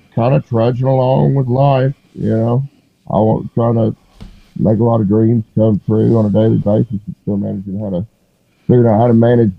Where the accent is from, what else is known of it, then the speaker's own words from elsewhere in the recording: Woodford County, Kentucky, United States; moved away as an adult; also born or lived in Lexington, Kentucky; I grew up in Woodford County. It's horse country.